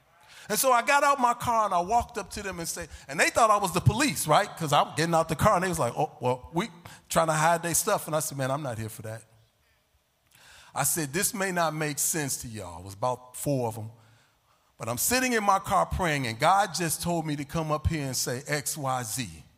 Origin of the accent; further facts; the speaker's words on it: Chicago, Illinois, United States; I was down on the Lake Michigan, right? I'm from Chicago.